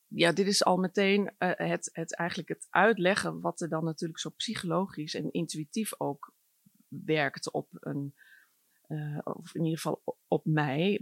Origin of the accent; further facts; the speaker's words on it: Groningen, Netherlands; ik ben opgegroeid in Groningen